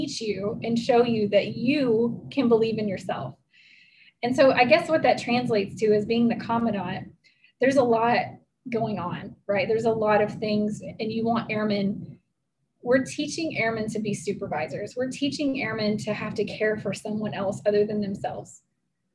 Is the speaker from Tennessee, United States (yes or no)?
yes; Tennessee, United States; I grew up in Tennessee